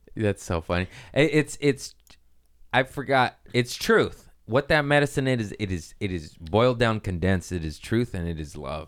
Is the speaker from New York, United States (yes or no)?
no; Torrance, California, United States; also born or lived in Harbor City / Lomita; I was born in Harbor City, raised in Torrance and Lomita